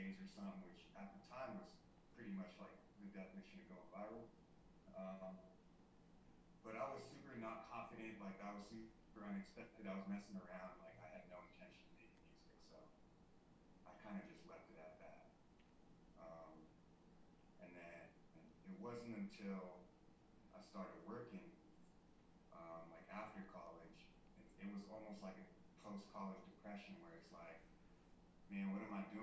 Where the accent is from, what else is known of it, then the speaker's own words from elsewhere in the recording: the Bay Area, California, United States; I grew up in the Bay Area